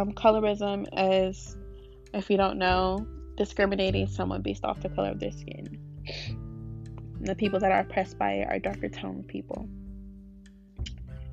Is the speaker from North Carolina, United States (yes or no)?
yes; Wake Forest, North Carolina, United States; We're from here. We live here.